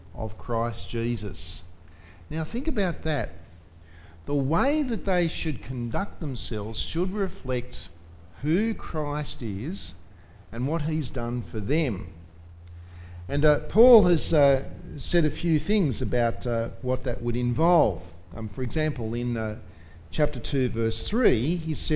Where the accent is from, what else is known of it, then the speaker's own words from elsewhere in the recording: Australia; as an Australian